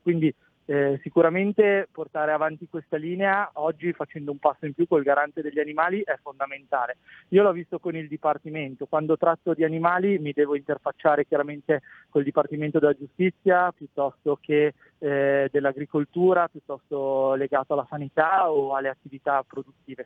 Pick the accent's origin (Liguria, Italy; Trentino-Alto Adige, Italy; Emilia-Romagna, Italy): Trentino-Alto Adige, Italy; Bolzano; essendo di Bolzano sono dell'Alto Adige